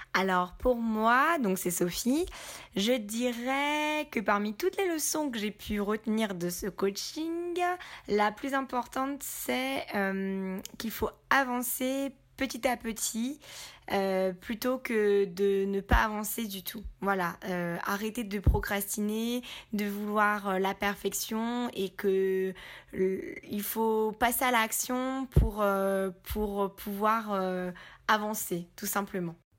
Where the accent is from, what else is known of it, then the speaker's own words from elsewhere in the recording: Lyon, Auvergne-Rhône-Alpes, France; moved away as an adult; now in Guadeloupe; je suis originaire de Lyon, mais j'habite en Guadeloupe depuis 3 ans